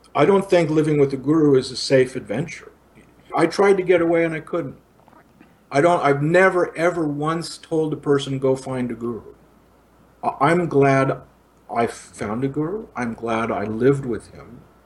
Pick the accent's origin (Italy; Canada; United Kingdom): Italy; also born or lived in India; now in Los Angeles, United States; I grew up in Italy post-war.